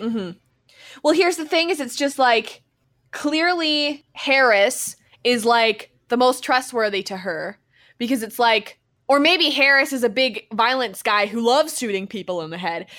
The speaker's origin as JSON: {"language": "English", "country": "Canada", "said": "We're from Canada"}